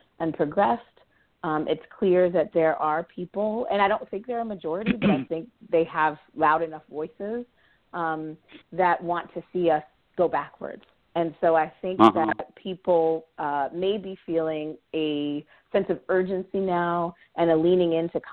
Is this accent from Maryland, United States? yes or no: yes; Baltimore, Maryland, United States; my hometown in Baltimore